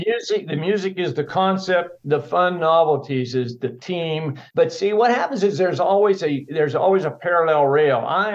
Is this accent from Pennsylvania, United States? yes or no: yes; Pittsburgh, Pennsylvania, United States; You know, I'm from Pittsburgh, and if you follow pro football at all, that's Steeler country. So yeah. We grow up on those steel mills, so and the river water over there.